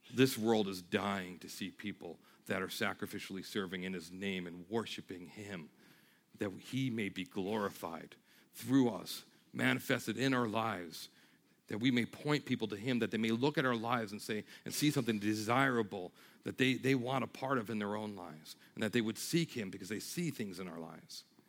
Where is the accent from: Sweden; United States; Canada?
United States; New York; moved away; I'm from New York